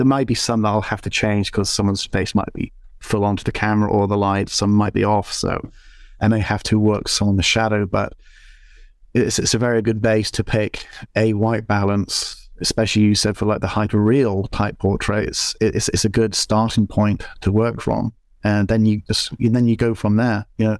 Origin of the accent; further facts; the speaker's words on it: Scotland, United Kingdom; also born or lived in Northern Ireland / London; I was living in London for 12, 13 years, I think it was. But before that, when I was young, growing up in Scotland, Northern Ireland, everyone was, as you said, pasty white.